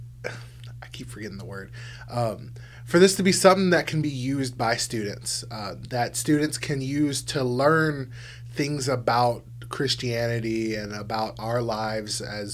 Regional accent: South Louisiana, United States; moved away; I'm from South Louisiana originally, and so pretty much everybody down there is Catholic

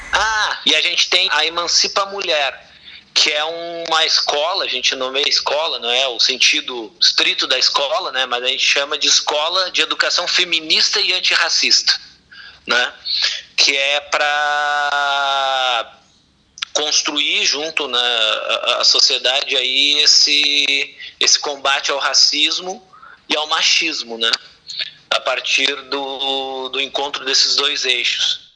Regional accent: Campo Bom, Rio Grande do Sul, Brazil; Eu nasci em Campo Bom, que é uma cidade da região metropolitana aqui de Porto Alegre

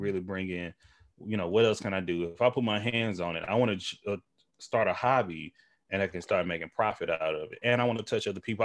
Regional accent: Tyler, Texas, United States; moved away; we're both from East Texas, him and I. We grew up in our small towns. Well, we from the same town, but, you know, Tyler, Texas

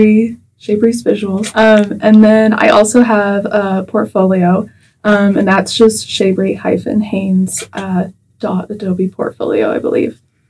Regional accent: Elkhart, Kansas, United States; moved away as an adult; also born or lived in Arkansas City, Kansas; now in Wichita, United States; I'm from Elkhart, Kansas. It's a pretty small town in southwest Kansas. And I am a junior at Wichita State. I spent my first 2 years at college at Cowley College in Arkansas City.

